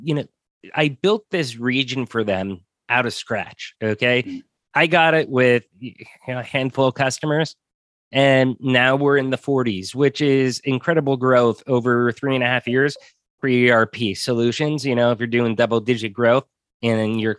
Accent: United States; moved away; also born or lived in Mexico; I'm American

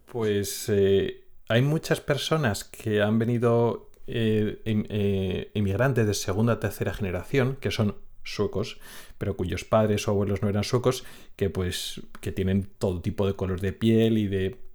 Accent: Logroño, La Rioja, Spain; moved away as an adult; now in Sweden; Pues una zona norte de España, le explicas, no, Logroño, La Rioja

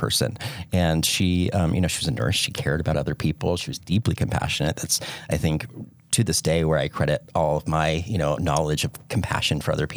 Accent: Houston, Texas, United States; I'm originally from Houston, Texas.

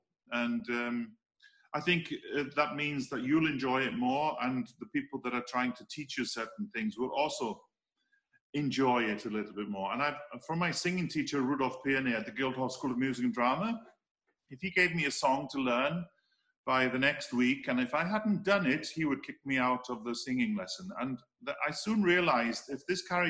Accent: Wales, United Kingdom; I come from Wales. I live in Wales. I speak the language. You know, my parents live in North Wales. We live in South Wales.

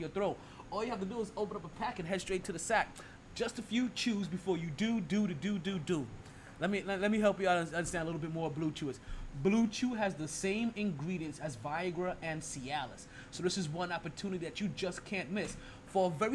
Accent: New York, United States; moved away; as a displaced New Yorker

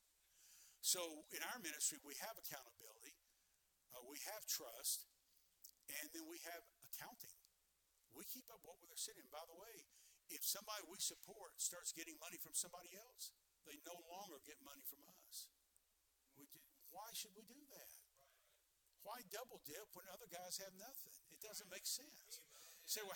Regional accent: Deep South, United States; accent: Southern; moved away; also born or lived in New York; I was raised in the deep south

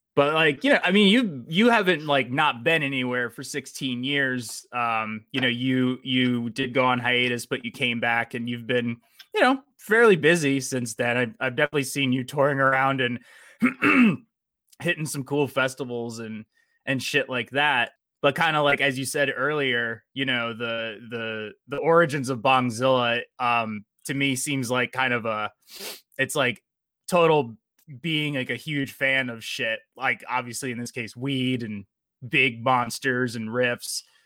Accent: New Jersey, United States; I'm actually from New Jersey

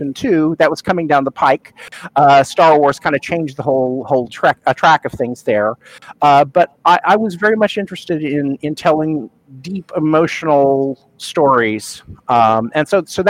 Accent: Sand Springs, Oklahoma, United States; I grew up in Oklahoma.

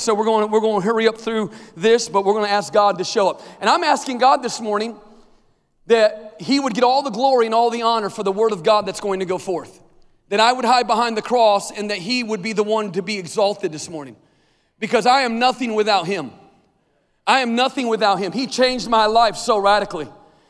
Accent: Tulsa, Oklahoma, United States; moved away as an adult; We came here 5 years ago, and I came from Tulsa, Oklahoma.

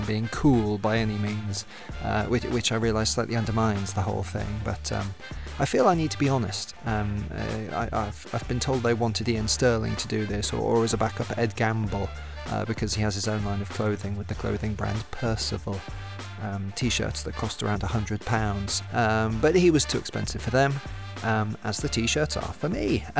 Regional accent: Thrupp, South West England, United Kingdom; so thank God I didn't try it in my hometown of Stroud. Thrupp, sorry.

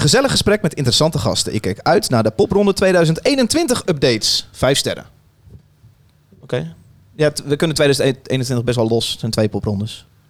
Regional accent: Utrecht, Netherlands; wij komen uit Utrecht

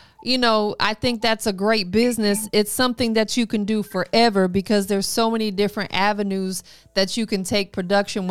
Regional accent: Florida, United States; moved away; me growing up in Florida

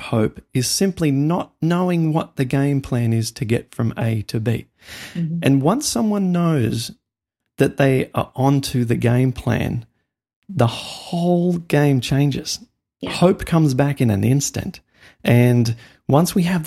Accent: outback past Dubbo, New South Wales, Australia; moved away as an adult; now in United States; as an Australian, we grew up with like the world's deadliest snakes, dangerous spiders

